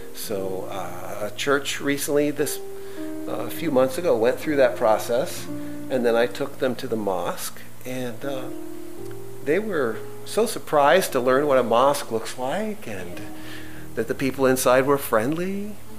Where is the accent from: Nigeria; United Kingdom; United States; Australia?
United States; as an American